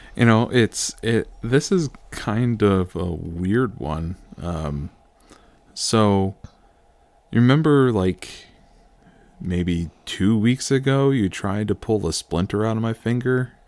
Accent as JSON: {"language": "English", "country": "United States"}